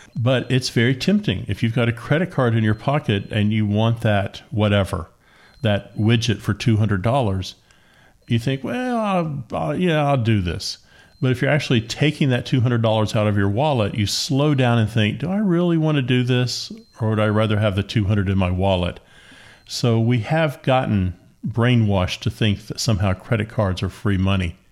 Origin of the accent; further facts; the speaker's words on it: Appalachia, United States; growing up on a farm, growing up in Appalachia